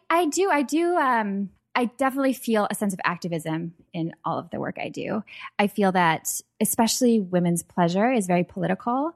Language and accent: English; Minnesota, United States; I grew up in Minnesota